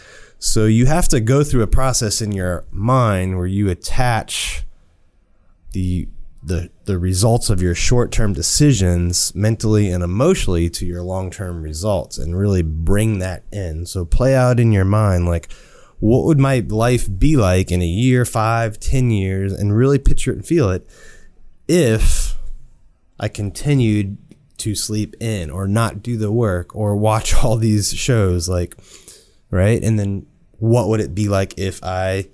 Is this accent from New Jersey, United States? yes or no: no; South Florida, United States; South Florida mostly. I was there since age 5.